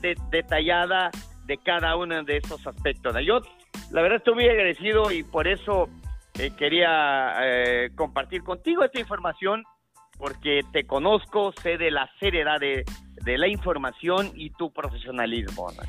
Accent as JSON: {"language": "Spanish", "region": "Oaxaca", "country": "Mexico", "said": "como oaxaqueños"}